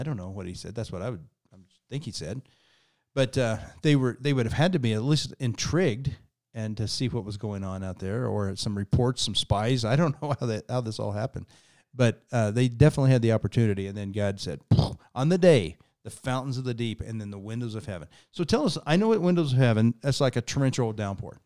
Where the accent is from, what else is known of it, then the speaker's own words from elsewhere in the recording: Kansas, United States; I grew up in Kansas, which is about as far from the ocean as you can get.